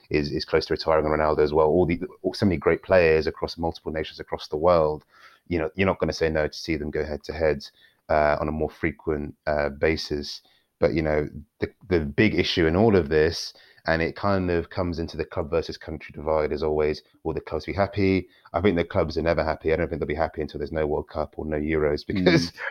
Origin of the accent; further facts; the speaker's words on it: Nigeria; um, I'm Nigerian as well, and they do in Africa